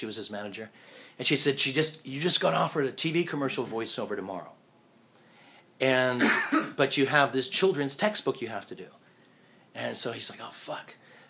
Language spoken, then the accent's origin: English; California, United States; moved away as an adult; now in Japan